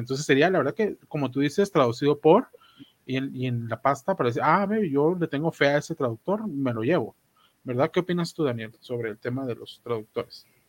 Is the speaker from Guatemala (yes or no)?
yes; Guatemala; como guatemalteco